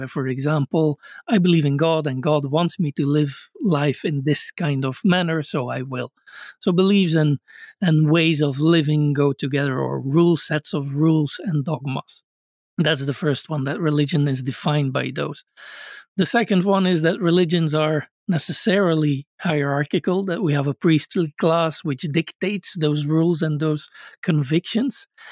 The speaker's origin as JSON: {"language": "English", "country": "Belgium", "tie": "born or raised there", "said": "I grew up in Belgium"}